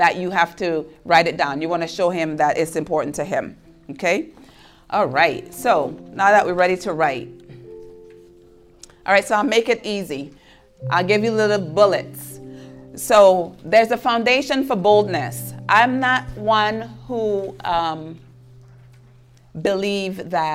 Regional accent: U.S. Virgin Islands; moved away; I'm from St. Thomas. That's why I have an accent. And it's an island in the Caribbean.

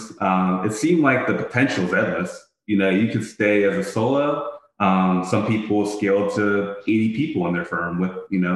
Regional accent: Pittsburgh, Pennsylvania, United States; moved away as an adult; also born or lived in Ithaca, New York; now in Philadelphia, United States; my hometown of Pittsburgh

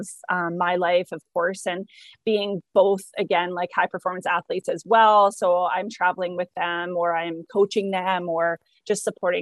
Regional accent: Langley, British Columbia, Canada; I grew up in Langley. Okay. So just in the lower mainland.

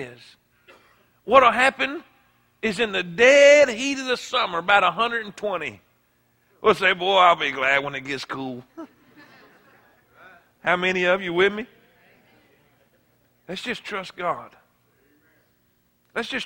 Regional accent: South Florida, United States; I grew up in South Florida my whole life

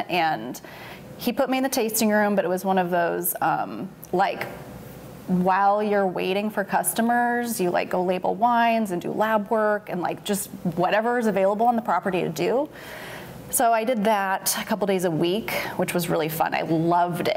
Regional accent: Eugene, Oregon, United States; I was born in Eugene, Oregon, and my sister-in-law now was running a coffee shop. So in high school, I started working there

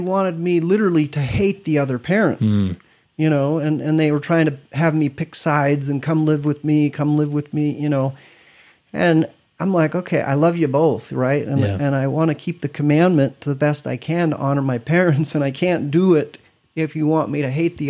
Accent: Stuttgart, Baden-Württemberg, Germany; born there; I was born in Germany, Stuttgart.

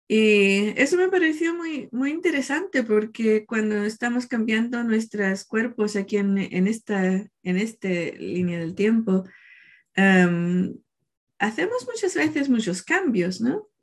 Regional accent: Chile; el día del 4 de marzo, nací yo en Chile

